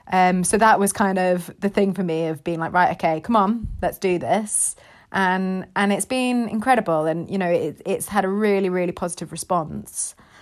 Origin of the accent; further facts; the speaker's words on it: Dubai, United Arab Emirates; it's basically kind of my life growing up in Dubai